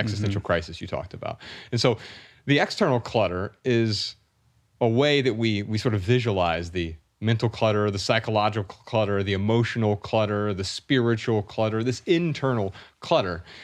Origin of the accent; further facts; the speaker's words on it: Dayton, Ohio, United States; Ryan and I grew up really poor in Dayton, Ohio